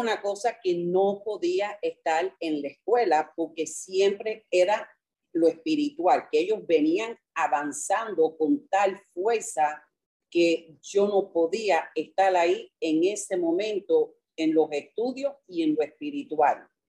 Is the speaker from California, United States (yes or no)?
no; New York, United States; now in Miami, United States; yo crecí en Nueva York